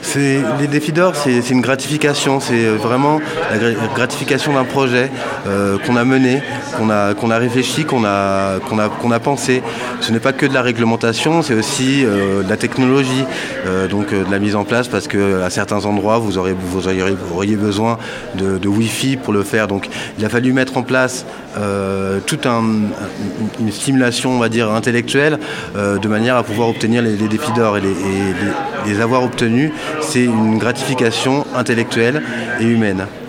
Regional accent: Paris, Île-de-France, France; je suis parisien

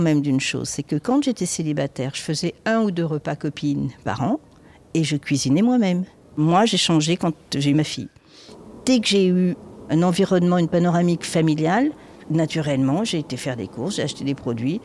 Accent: Châteauneuf-Grasse, Provence-Alpes-Côte d'Azur, France; moved away as an adult; also born or lived in Montreal, Canada; now in Paris, France; je venais de Châteauneuf-de-Grasse, un petit patelin au-dessus de Nice

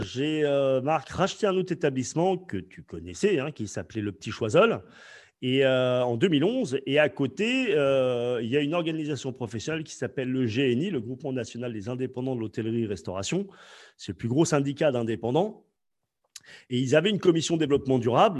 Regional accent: France; je, viens euh, du 15e arrondissement

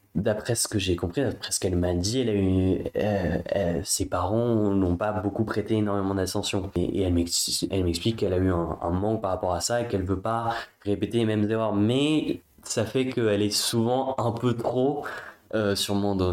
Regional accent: Paris, Île-de-France, France; Je viens du, de Paris, 5e, donc euh, dans un milieu plutôt bourgeois

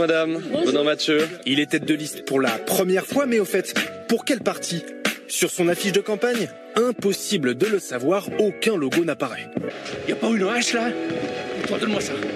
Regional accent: United States; Chez nous, il y a une longue tradition du puritanisme

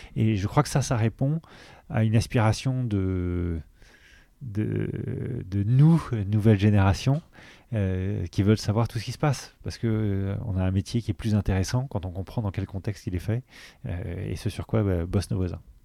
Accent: Paris, Île-de-France, France; Augustin et moi, on a grandi à Paris

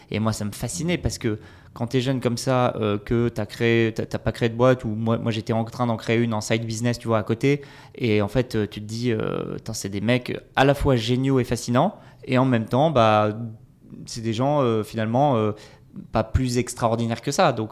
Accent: south-west France, France; now in Lille, France; alors je suis un Lillois d'adoption depuis, euh, depuis 5-6 ans. à la base, je suis du sud-ouest de la France, mais j'ai beaucoup bougé

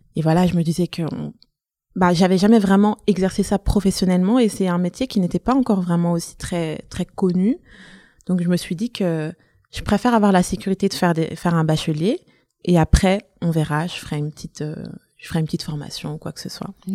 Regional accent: Brussels, Brussels-Capital Region, Belgium; also born or lived in Antwerp / Flanders; j'ai grandi à Bruxelles, dans le nord de Bruxelles.

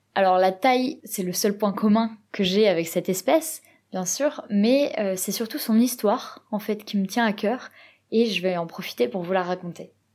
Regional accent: Provence-Alpes-Côte d'Azur, France; moved away as an adult; now in Norway; je suis originaire du sud-est de la France, plus exactement de Provence

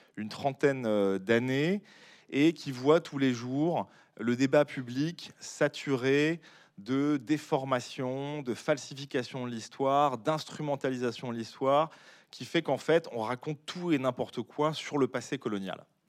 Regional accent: Bordeaux, Nouvelle-Aquitaine, France; moved away; je ne vis pas à Bordeaux, mais je suis natif de Bordeaux

